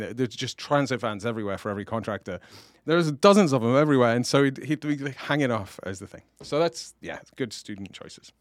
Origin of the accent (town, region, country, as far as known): England, United Kingdom